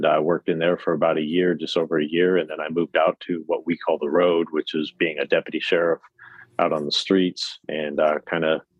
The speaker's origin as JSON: {"language": "English", "town": "Phoenix", "region": "Arizona", "country": "United States", "tie": "born or raised there", "said": "I'm an Arizona native, so I was born and raised in Phoenix"}